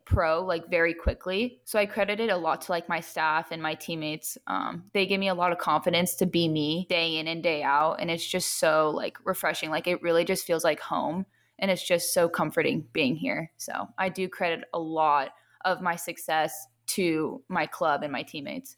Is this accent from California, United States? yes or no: yes; Long Beach, California, United States; moved away as an adult; I'm from Long Beach, so I live pretty close to the beach